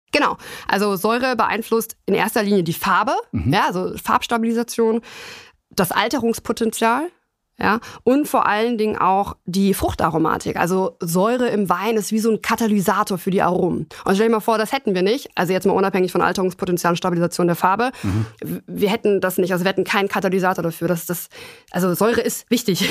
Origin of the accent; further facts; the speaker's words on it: Germany; bei uns in Deutschland